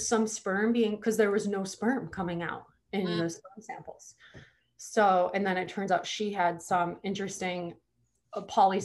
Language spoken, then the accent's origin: English; Hawaii, United States; I'm from Hawaii